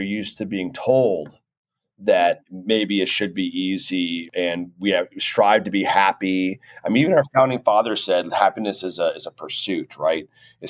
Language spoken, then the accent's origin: English; Miami Beach, Florida, United States; moved away as an adult; now in Overland Park, United States; We love Overland Park. We've been here now 16 years, but it is the complete antithesis of my hometown, which is South Beach.